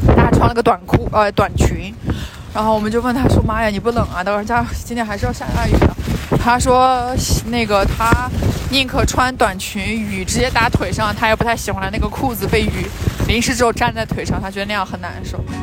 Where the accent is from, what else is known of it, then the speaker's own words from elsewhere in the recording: China; 一个来自中国